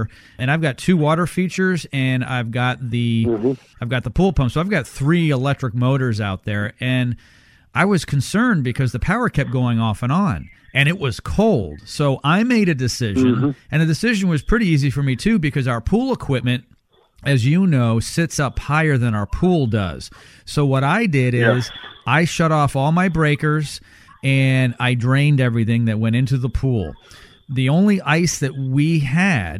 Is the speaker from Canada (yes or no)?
yes; Canada; now in Texas, United States; I grew up in Canada